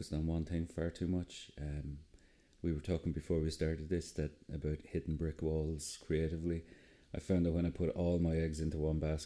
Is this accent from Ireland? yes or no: yes; Enniscorthy, Leinster, Ireland; I'm originally from Enniscorthy in Wexford.